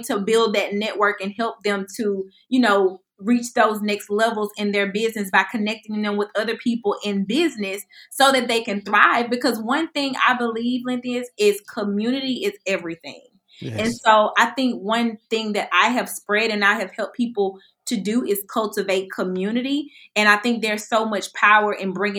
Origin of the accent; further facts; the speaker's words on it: Birmingham, Alabama, United States; I'm from Birmingham, Alabama